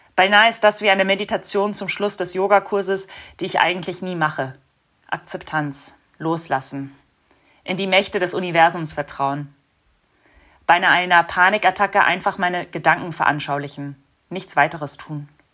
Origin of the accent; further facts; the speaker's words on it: United States; now in Berlin, Germany; in den Vereinigten Staaten, wo ich groß geworden bin